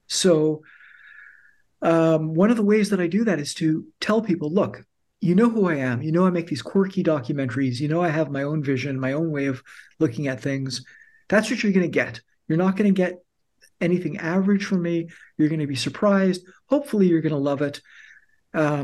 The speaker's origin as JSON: {"language": "English", "country": "Canada", "said": "We're Canadian documentary filmmakers"}